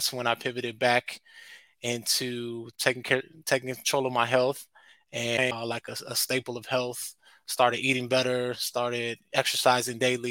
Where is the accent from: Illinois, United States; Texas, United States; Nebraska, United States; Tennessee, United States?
Illinois, United States; Chicago; also born or lived in California; I was born in California, but I grew up here in Chicago, the beautiful Windy City